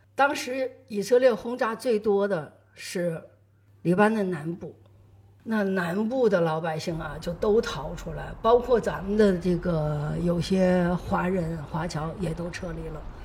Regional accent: China; 我们中国人

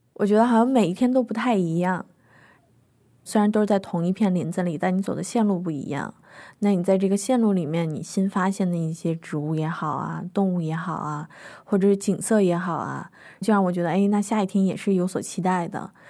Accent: Beijing, China; also born or lived in Henan; now in Kunshan, China; 我老家其实不在北京，虽然我是长在北京吧，但是我爸妈他们原来是从河南来的

